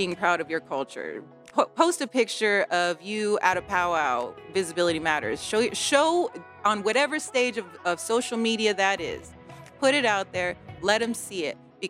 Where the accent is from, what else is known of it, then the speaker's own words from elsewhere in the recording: Coulee Dam, Washington, United States; also born or lived in Nespelem, Washington; I grew up on the Colville Confederated Reservation